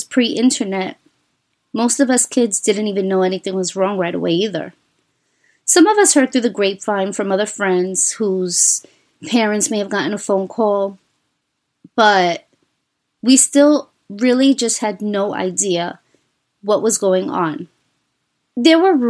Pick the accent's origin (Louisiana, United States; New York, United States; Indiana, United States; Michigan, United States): New York, United States; New York City; As a child growing up in New York City